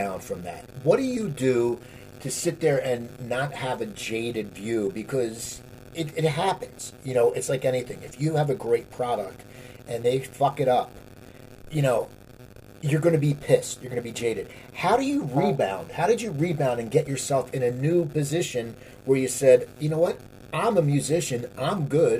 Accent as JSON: {"language": "English", "region": "New Jersey", "country": "United States", "tie": "born or raised there", "also_born_or_lived": "Los Angeles", "moved": "yes", "said": "I grew up in New Jersey, and I lived in L.A. for many years"}